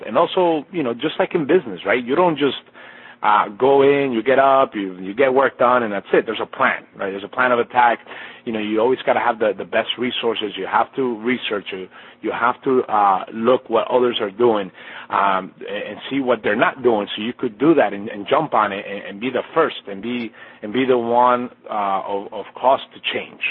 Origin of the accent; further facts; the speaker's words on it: Colombia; moved away; being half Colombian, I was born in Colombia, in Colombia